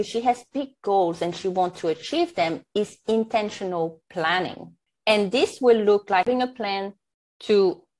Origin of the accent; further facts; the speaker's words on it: French Polynesia; first language French; English is a second language; now in New Zealand; Born and raised in Tahiti, so French is my first language. And now I'm living in New Zealand